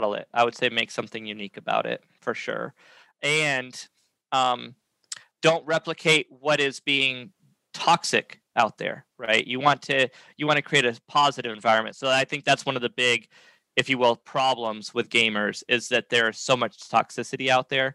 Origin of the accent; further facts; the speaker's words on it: New Hampshire, United States; moved away as an adult; now in South Carolina, United States; I was from New Hampshire